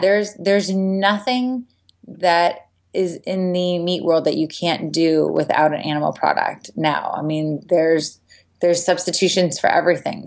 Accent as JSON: {"language": "English", "town": "San Diego", "region": "California", "country": "United States", "tie": "born or raised there", "said": "when I was eight years old, growing up in San Diego"}